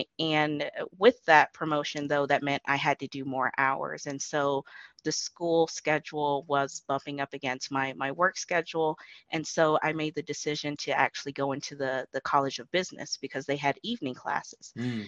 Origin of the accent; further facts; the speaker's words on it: Imperial Beach, California, United States; also born or lived in Adak, Alaska; I'm actually from Imperial Beach, which is within San Diego County, California. Both of my parents were in the Navy, so I guess you can consider me a Navy brat.